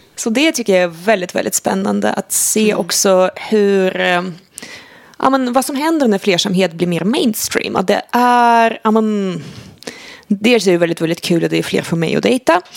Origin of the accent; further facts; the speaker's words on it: Sweden; som svensk